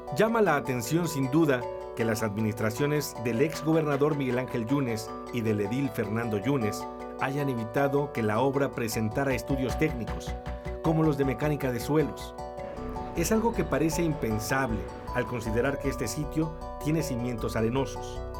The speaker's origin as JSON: {"language": "Spanish", "town": "Weston-super-Mare", "region": "South West England", "country": "United Kingdom", "tie": "born or raised there", "said": "mi ciudad natal, Weston Supermare, en Inglaterra"}